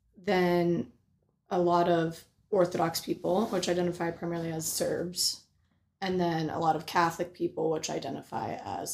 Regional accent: Bosnia & Herzegovina; moved away; So I was born in Bosnia in February of 96.

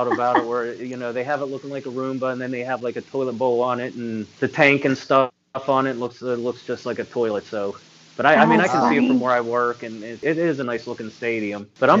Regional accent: Pittsburgh, Pennsylvania, United States; also born or lived in Beaver Falls, Pennsylvania; even though I'm a Pittsburgh fan

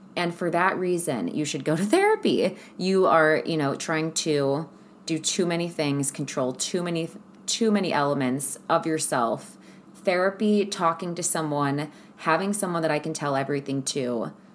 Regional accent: Ohio, United States; moved away; also born or lived in California; I'm from Ohio where it snows all of the time.

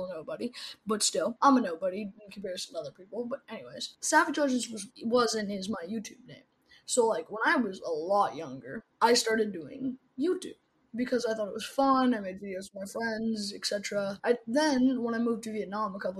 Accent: Toronto, Ontario, Canada; I am from Toronto, Canada, born and raised

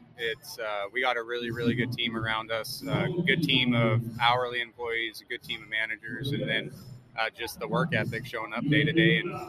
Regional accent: Idaho, United States; moved away as an adult; now in Iowa, United States; Yep, born and raised in Idaho.

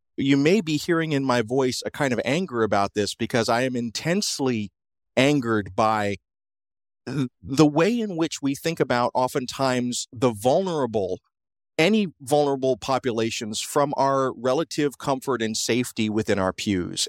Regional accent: South Georgia, United States; I grew up in South Georgia

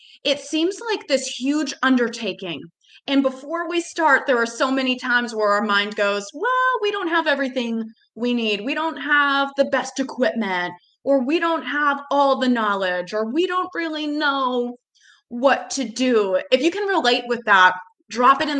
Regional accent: Massachusetts, United States; moved away as an adult; now in Charlotte, United States; I am originally from Massachusetts, and then I moved to Charlotte in 2014

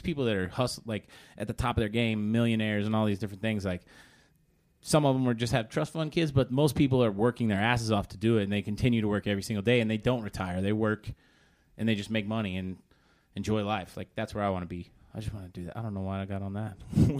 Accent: Oklahoma, United States; moved away as an adult; now in Dallas, United States; I'm originally from Oklahoma.

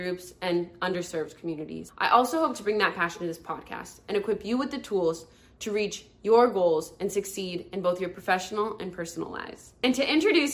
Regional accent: California, United States; moved away as an adult; also born or lived in New York; I was raised in California and moved out to New York for college

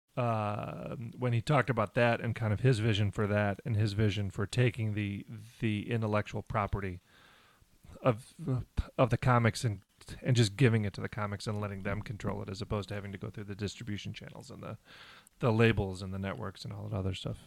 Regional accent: Detroit, Michigan, United States; I'm from Detroit

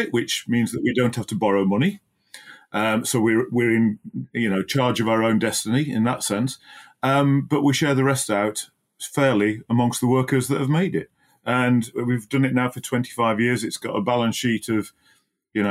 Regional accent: Barnsley, Yorkshire and the Humber, United Kingdom; moved away as an adult; also born or lived in Oxfordshire; I grew up in Barnsley and went to Mapwall Junior School and Darton High School

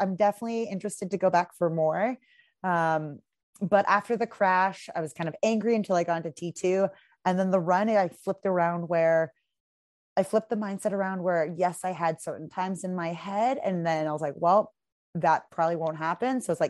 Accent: Pacific Northwest, United States; Again, I'm very pale from the Pacific Northwest.

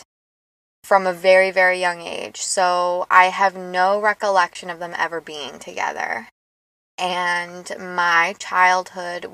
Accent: New York City, New York, United States; my childhood in New York

